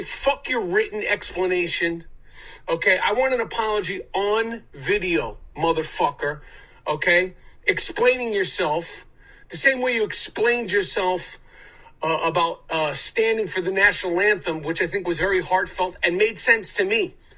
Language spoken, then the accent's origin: English; New York City, New York, United States; Growing up in New York City